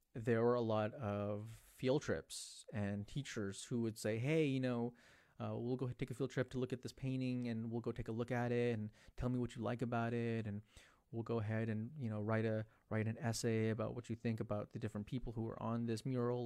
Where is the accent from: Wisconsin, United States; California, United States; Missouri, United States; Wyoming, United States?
California, United States; San Jose; San Jose, my hometown, San Jose